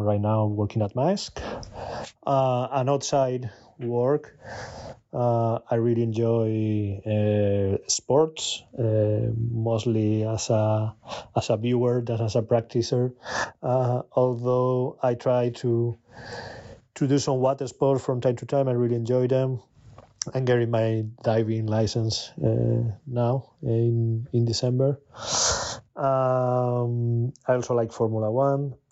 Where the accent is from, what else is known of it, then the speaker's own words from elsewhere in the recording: Spain; I'm from Spain.